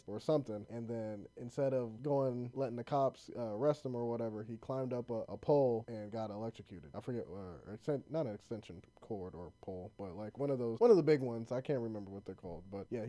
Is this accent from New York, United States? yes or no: no; Columbus, Ohio, United States; we're from Columbus.